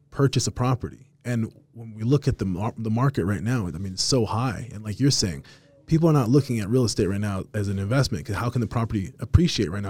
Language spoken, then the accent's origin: English; Salt Lake City, Utah, United States; also born or lived in Las Vegas, Nevada; grew up in the city, grew up over here in the city, lived downtown for about ten years.